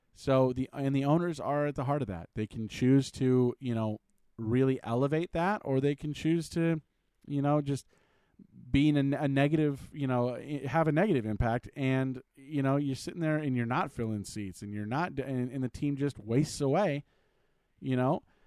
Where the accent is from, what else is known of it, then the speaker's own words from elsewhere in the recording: California, United States; moved away; I'm originally from California